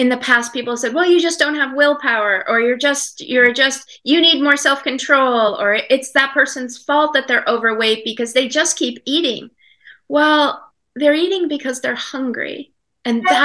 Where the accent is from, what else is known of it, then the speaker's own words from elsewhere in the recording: Maine, United States; I live in Maine. I grew up in Maine.